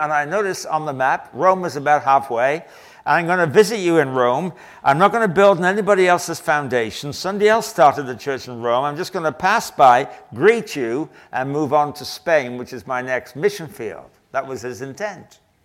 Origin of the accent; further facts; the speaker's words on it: England, United Kingdom; I'm English.